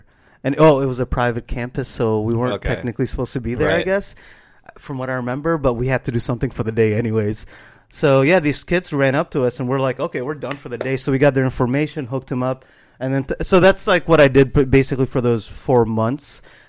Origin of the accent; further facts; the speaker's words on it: Florida, United States; that I grew up with in Florida